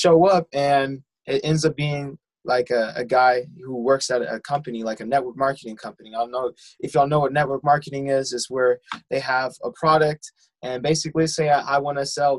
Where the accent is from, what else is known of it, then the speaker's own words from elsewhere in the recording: San Diego, California, United States; I am from San Diego, California